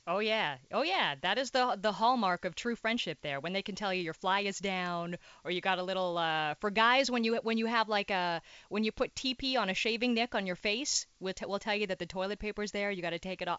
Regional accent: Timmins, Ontario, Canada; also born or lived in Toronto; now in Montreal, Canada; I'm actually technically from a little part of Timmins called South Porcupine

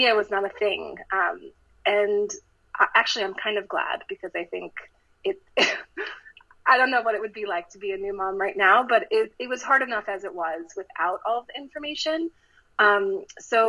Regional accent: Maryland, United States; moved away as an adult; also born or lived in Michigan; now in Los Angeles, United States; I'm from Maryland, and I grew up on the East Coast

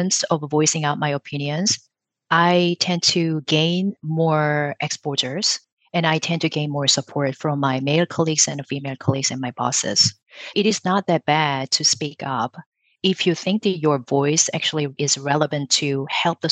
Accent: South Korea; moved away; I grew up in South Korea with my mom

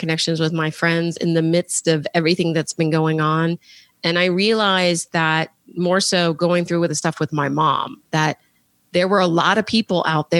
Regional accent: Alexandria, Virginia, United States; went back to work in my hometown of Alexandria, Virginia

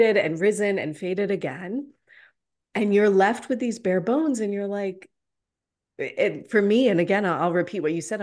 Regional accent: Atlanta, Georgia, United States; I'm in Atlanta. I was born and raised in Atlanta.

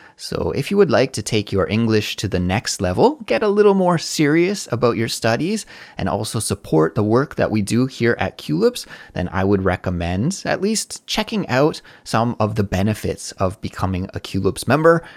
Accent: Canada; now in South Korea; as a Canadian person living abroad in South Korea

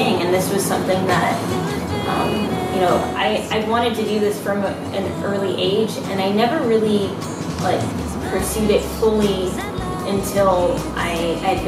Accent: Los Angeles, California, United States; I am a singer-songwriter from Los Angeles, California

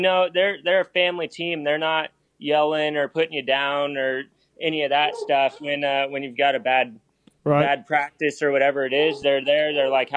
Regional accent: Seattle, Washington, United States; born or raised there; now in California, United States

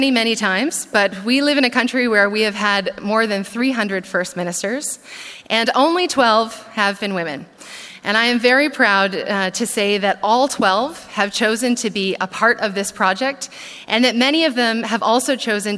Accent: Canada; as a Canadian

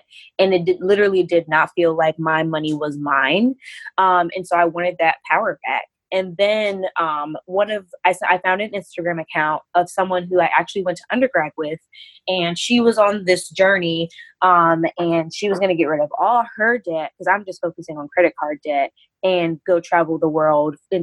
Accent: North Carolina, United States; moved away as an adult; I am originally from North Carolina, so the South in the United States.

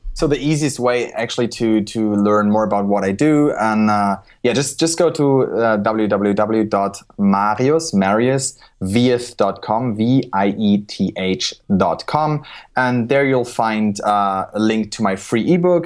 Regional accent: Germany; I was born in Germany, raised in Germany

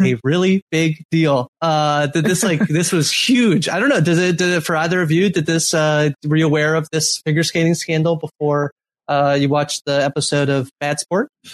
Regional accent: Canada; especially as a Canadian

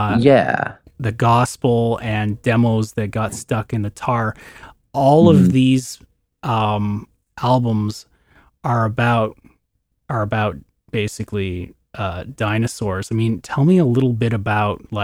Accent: Canada; I'm a Canadian

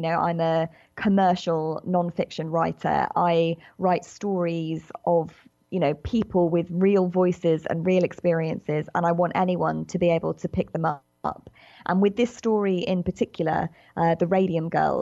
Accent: United Kingdom; accent: British; as you can probably tell from my accent, I'm a British writer

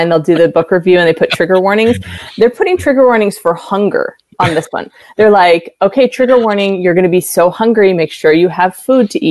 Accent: United States; also born or lived in Ohio / Virginia; I grew up in Ohio and Virginia

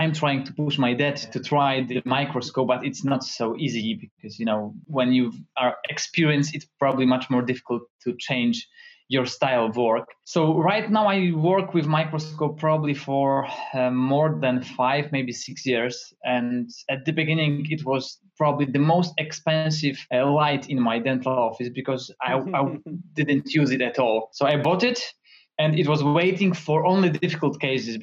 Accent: Toruń, Kuyavian-Pomeranian Voivodeship, Poland; I'm from Poland, from beautiful city that is Toruń

